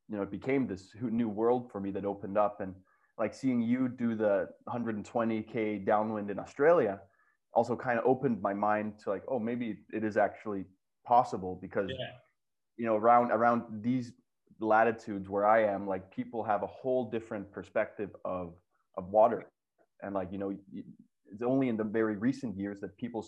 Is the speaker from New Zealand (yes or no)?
no; Denmark; growing up in Denmark, we were kind of an underdog nation.